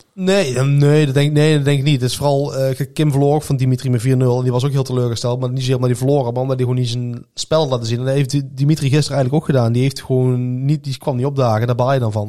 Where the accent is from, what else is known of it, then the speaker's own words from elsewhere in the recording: Netherlands; wij zeggen meteen van als Nederlander